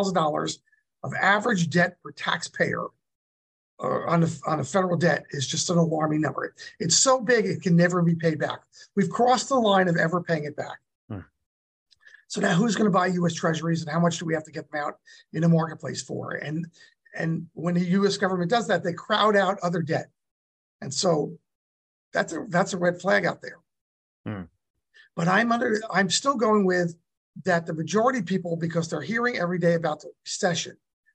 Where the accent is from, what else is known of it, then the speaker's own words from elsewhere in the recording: New Jersey, United States; now in California, United States; I'm from Jersey